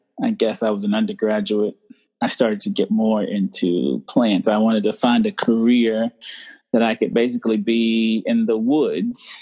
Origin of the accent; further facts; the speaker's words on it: Charlotte, North Carolina, United States; I'm from North Carolina. I grew up in near Charlotte, North Carolina